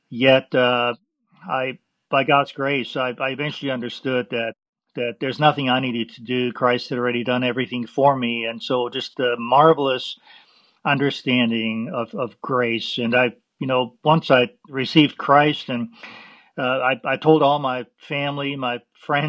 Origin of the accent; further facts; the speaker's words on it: Vienna, Austria; moved away; I was born in Vienna, Austria, and I grew up Roman Catholic